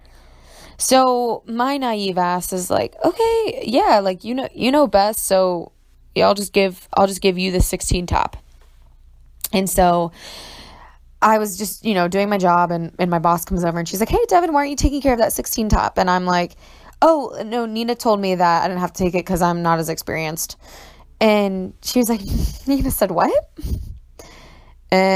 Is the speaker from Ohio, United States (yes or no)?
yes; Ohio, United States; moved away as an adult; also born or lived in New York; I'm from Ohio